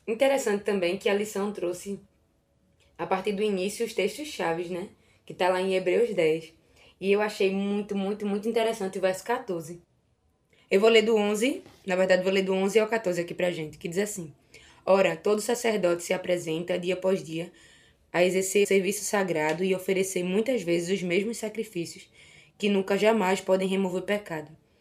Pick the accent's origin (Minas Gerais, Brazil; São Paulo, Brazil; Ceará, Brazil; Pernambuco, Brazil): Pernambuco, Brazil; Recife; sou daqui de Recife